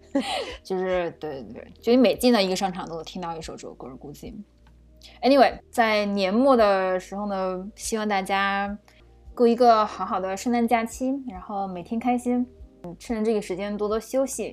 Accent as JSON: {"language": "Chinese", "country": "China", "moved": "yes", "lives_now": "United States", "said": "作为中国人，就是在美国职场混迹"}